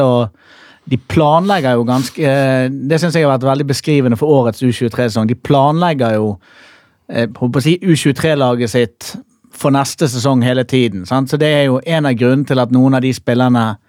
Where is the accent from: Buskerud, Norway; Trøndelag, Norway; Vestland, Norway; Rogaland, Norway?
Vestland, Norway; Bergen; Jeg er jo fra Bergen.